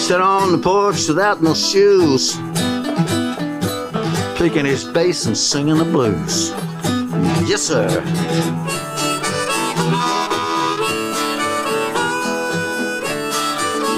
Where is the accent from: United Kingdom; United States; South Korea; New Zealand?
New Zealand; also born or lived in Western Australia; now in Australia; I'm from down under, down under. I'm a Kiwi